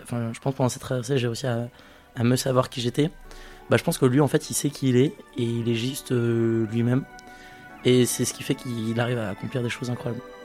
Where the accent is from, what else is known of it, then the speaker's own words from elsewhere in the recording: French Guiana; d'où je viens, je suis né en Guyane